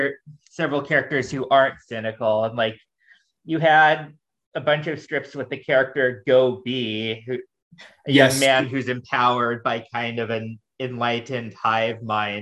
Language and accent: English; United States; my limitations as an American